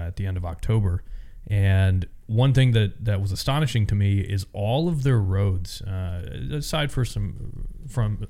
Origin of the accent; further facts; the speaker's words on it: Florida, United States; moved away; also born or lived in Tennessee / Georgia; I'm from Florida, spent a little time in Tennessee, Georgia, and then I've just kind of traveled all over